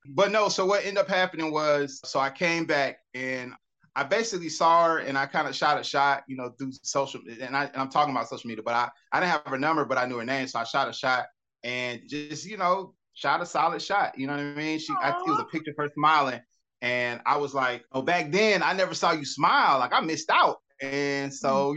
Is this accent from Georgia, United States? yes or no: yes; Atlanta, Georgia, United States; I grew up here. I'm from Atlanta.